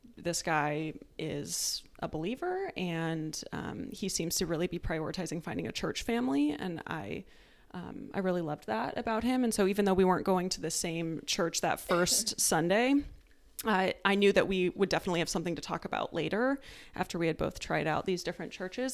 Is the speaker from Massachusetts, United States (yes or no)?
no; Tucson, Arizona, United States; moved away as an adult; also born or lived in Maryland; I am from Tucson, Arizona. I lived there my whole life until I also went to the academy